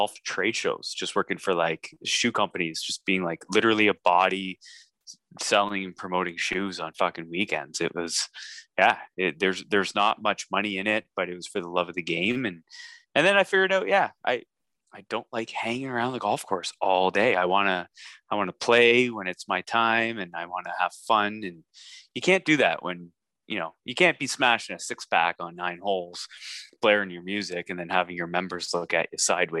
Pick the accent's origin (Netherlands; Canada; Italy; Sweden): Canada; as a Canadian or Northern hemisphere golf professional